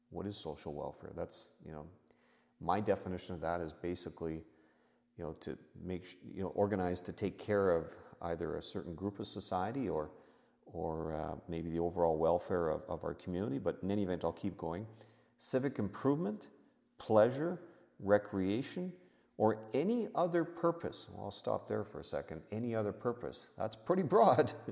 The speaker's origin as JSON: {"language": "English", "country": "Canada", "said": "I'm a Canadian tax expert who has over 30 years of experience at a specialist level dealing with Canada US tax matters for the private client."}